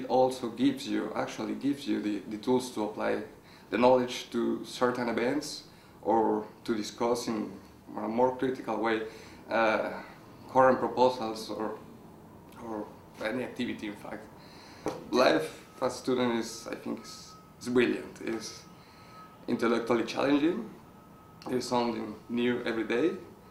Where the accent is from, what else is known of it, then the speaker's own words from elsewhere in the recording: Mexico; moved away as an adult; I come from Mexico.